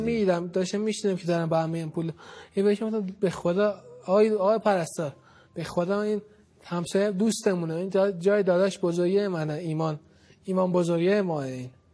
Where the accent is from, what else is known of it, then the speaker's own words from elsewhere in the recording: Tehran, Tehran Province, Iran; من بچه بلوک 20 لویزانسم ما هیئت میرفتیم اونجا یعنی بچگی تو اون هیئت محبان خانم فاطمه زهره اونجا دیگه تو اون هیئت بزرگ شدیم